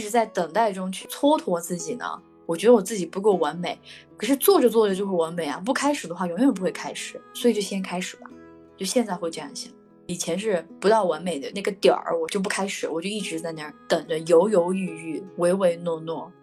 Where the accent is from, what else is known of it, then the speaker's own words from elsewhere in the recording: Yunnan, China; 我是云南人